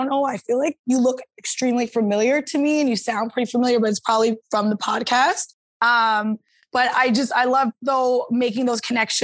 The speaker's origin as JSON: {"language": "English", "town": "St. John's", "region": "Newfoundland and Labrador", "country": "Canada", "tie": "born or raised there", "said": "Born and raised in St. John's, Newfoundland"}